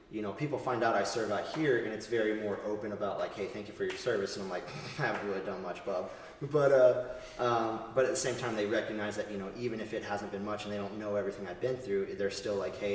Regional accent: East Coast, United States; also born or lived in Texas / Southern Arizona; growing up on the East Coast, initially starting my service over there, and then moving my family west. Um, and I've lived in Texas and I've lived in Southern Arizona uh, for a time.

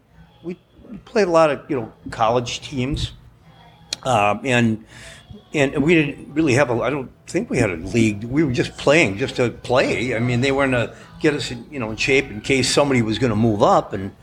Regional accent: Minnesota, United States; We're all from Minnesota.

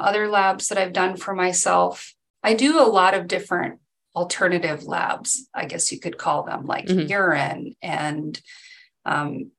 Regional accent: Mindanao, Philippines; also born or lived in Edmonds, Washington; now in United States; I grew up in the Philippines, and the island that we grew up on in Mindanao

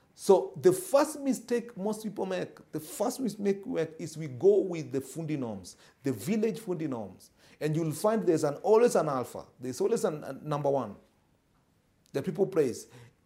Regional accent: Moroni, Grande Comore, Comoros; I come from Moroni, and you know, in my area for a long time, I used to wonder why all buildings were cracking.

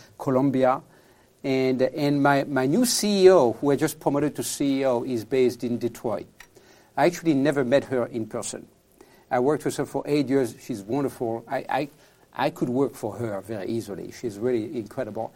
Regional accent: France; accent: French; English is a second language; moved away as an adult; now in San Francisco, United States; I'm from France originally, as you can tell from my accent. I live in San Francisco

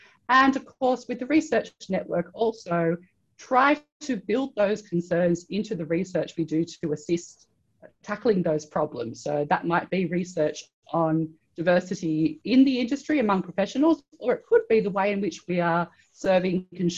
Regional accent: Australia; I'm originally from Australia. I did a PhD in anthropology at the University of Sydney in Australia.

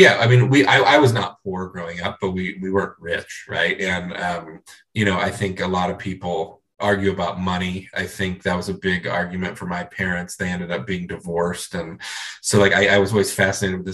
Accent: Cleveland, Ohio, United States; moved away; I grew up in Cleveland, Ohio

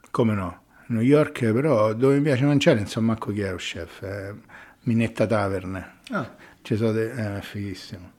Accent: Rome, Lazio, Italy; sono romano

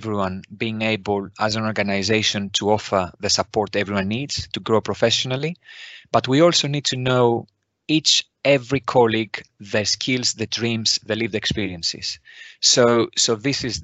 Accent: Greece; moved away as an adult; now in United Kingdom; I was born in Greece, where I qualified as a nurse

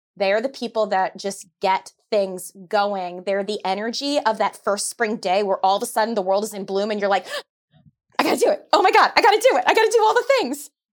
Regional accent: New York, United States; I'm a New Yorker

